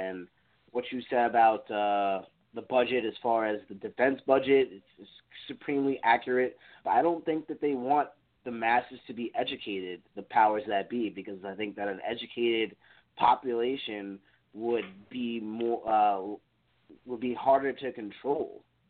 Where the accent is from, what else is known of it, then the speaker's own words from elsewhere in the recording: New York City, New York, United States; also born or lived in Long Island, New York; I grew up in Queens until I was in eighth grade, and then I moved to Long Island